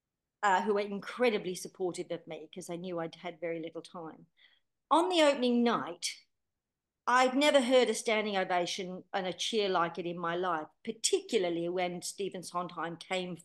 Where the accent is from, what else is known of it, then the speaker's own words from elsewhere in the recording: Rockdale, New South Wales, Australia; moved away as an adult; also born or lived in England; growing up in Rockdale, singing in my lounge room to all those records as a little girl